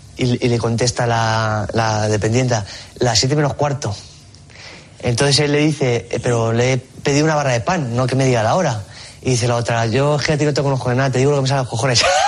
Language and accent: Spanish; El Provencio, Castilla-La Mancha, Spain; es un pueblo en el que yo he nacido, he crecido